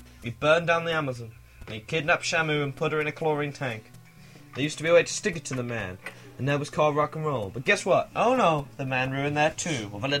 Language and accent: English; Midlands, United Kingdom; I'm from the Midlands.